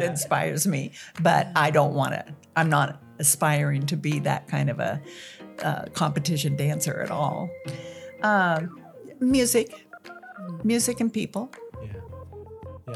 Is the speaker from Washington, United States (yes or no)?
yes; Dayton, Washington, United States; I'm from Dayton, Washington